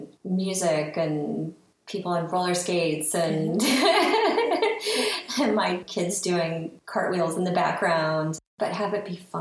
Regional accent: Ohio, United States; now in New York City, United States; I'm from Ohio originally, been in New York City for 22 years though

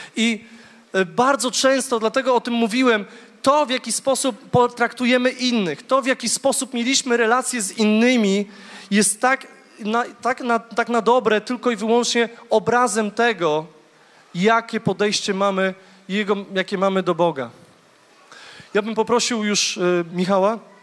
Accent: Głogów, Lower Silesian Voivodeship, Poland; Ja jestem z Głogowa

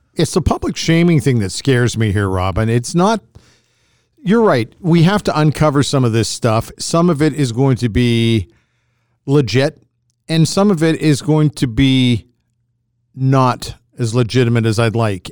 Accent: Edmonton, Alberta, Canada; as a kid growing up in Edmonton in the sixties

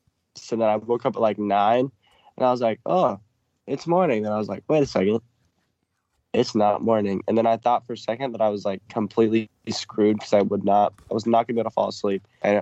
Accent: Ireland; I'm Irish.

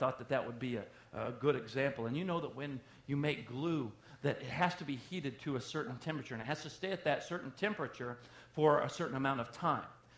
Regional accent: the South, United States; I am from the South

